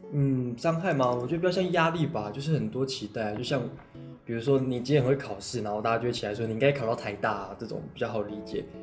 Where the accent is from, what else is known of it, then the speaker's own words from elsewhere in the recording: Taipei, Taiwan; 我从小，我出生在台北，从小到大都在，反正就是在台北长大啦，从出生到现在念研究所都没有离开过台北